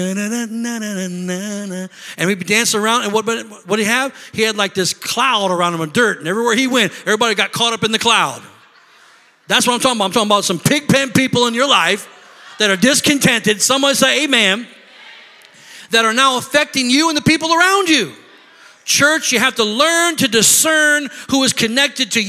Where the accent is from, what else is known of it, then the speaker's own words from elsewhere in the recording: Illinois, United States; moved away; I'm from Illinois